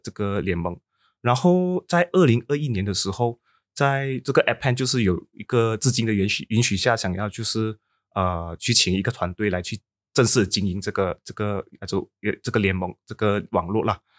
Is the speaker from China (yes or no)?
no; Sabah, Malaysia; 我的家乡是在，啊，沙巴